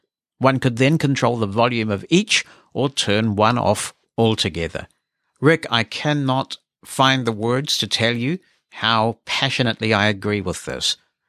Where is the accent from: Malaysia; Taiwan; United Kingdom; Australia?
Malaysia; As you know, I am from Malaysia, and much of the audio-described stuff that I watch are from the West.